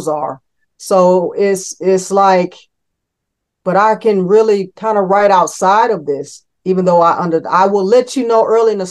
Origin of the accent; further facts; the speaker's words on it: Cleveland, Ohio, United States; now in Raleigh, United States; I'm that kid from Cleveland